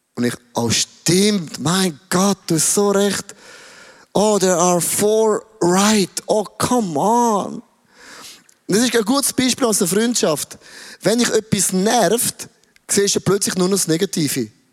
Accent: Switzerland; ich bin ein Schweizer

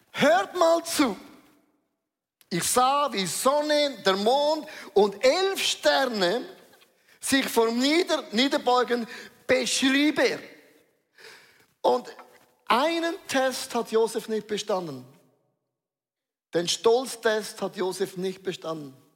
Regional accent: Switzerland; Ich bin ein Schweizer, auch ich habe Würde.

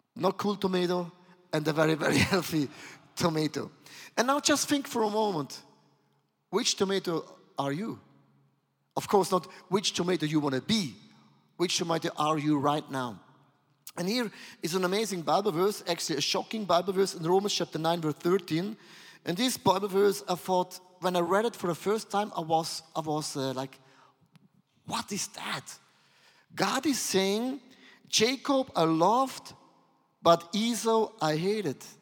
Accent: Switzerland; I'm from Switzerland

